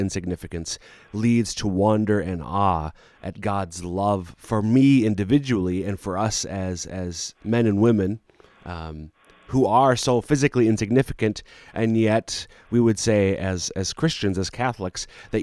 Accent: central Minnesota, United States; moved away; my hometown in central Minnesota

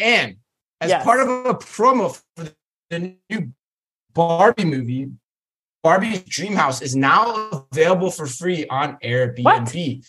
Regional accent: Arizona, United States; Jack in the Box, take me back to my days of growing up in Arizona.

